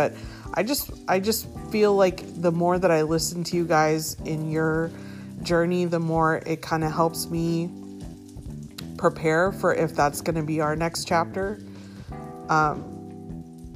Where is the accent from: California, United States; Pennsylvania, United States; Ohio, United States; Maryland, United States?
California, United States; San Diego; moved away; I was born and raised in San Diego, but I haven't been back like that in a long time